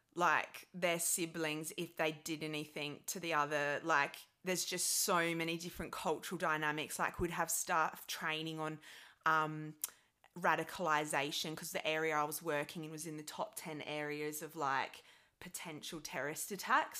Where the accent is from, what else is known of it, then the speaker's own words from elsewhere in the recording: Adelaide, South Australia, Australia; moved away as an adult; also born or lived in London; now in United Kingdom; I'm from a city, a capital city in, um, Australia called Adelaide